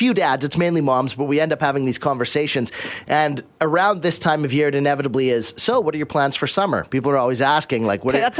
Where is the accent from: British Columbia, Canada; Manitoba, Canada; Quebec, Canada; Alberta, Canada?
British Columbia, Canada; Abbotsford; I grew up in Abbotsford